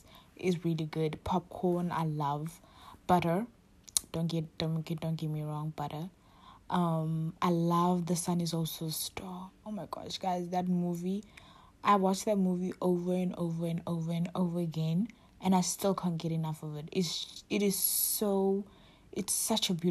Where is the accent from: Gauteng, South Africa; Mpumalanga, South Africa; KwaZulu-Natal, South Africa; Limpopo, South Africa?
KwaZulu-Natal, South Africa; Durban; moved away as an adult; now in Cape Town, South Africa; I'm from KwaZulu-Natal, Durban, but I'm currently staying in Cape Town